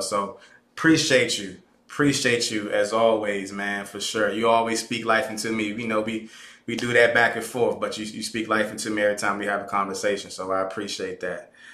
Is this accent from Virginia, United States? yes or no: yes; Caroline County, Virginia, United States; I'm from Caroline County. I'm from the Caroline County, on to be exact. I don't claim Fredericksburg